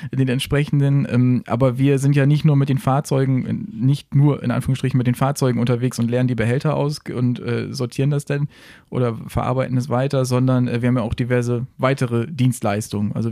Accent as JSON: {"language": "German", "town": "Siekel", "region": "Lower Saxony", "country": "Germany", "said": "Ich komme aus Siekel. Das heißt, äh, das ist ja alles noch Bundesstraße, Landstraße"}